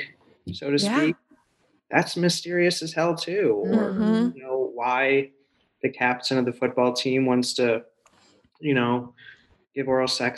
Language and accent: English; Missouri, United States; moved away as an adult; now in Los Angeles, United States; I went to USC. So, but I'm from Missouri